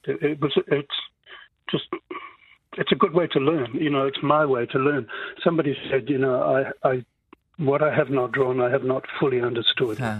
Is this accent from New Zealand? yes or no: yes; Whanganui, Manawatū-Whanganui, New Zealand; moved away as an adult; also born or lived in France; my hometown, Whanganui